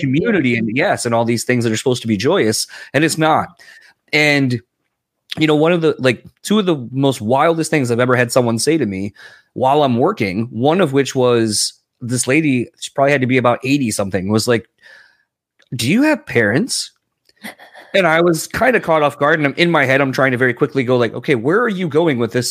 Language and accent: English; East Coast, United States; moved away; I'm originally from the East Coast.